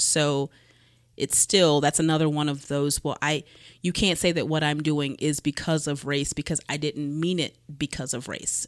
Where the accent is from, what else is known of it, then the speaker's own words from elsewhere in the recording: Cleveland, Ohio, United States; growing up in Cleveland